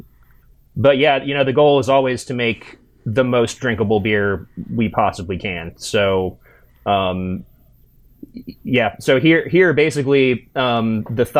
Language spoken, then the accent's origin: English; Indiana, United States; I'm from the Midwest. I'm from Indiana